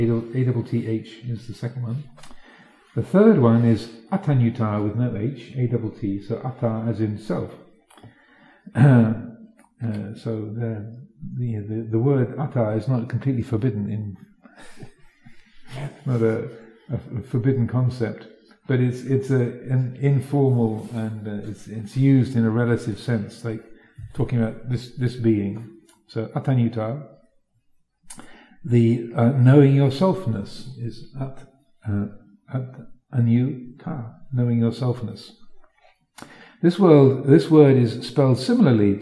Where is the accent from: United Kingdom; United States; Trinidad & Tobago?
United Kingdom; England; moved away as an adult; also born or lived in Wat Nanachat, Thailand; having grown up in this country and gone to English schools and such like, then I had assumed that my reality, my kind of Englishness, was ordinary